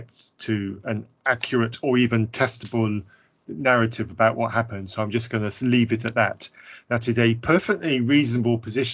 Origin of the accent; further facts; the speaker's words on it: United Kingdom; I'm British.